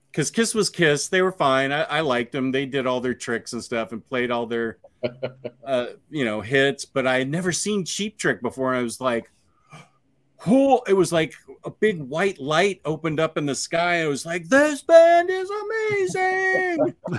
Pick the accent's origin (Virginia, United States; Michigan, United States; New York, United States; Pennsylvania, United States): Virginia, United States